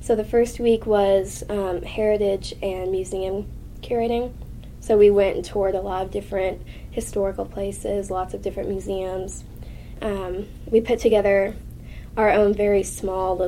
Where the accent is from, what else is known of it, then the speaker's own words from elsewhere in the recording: Elizabethtown, Kentucky, United States; I'm from Elizabethtown, Kentucky.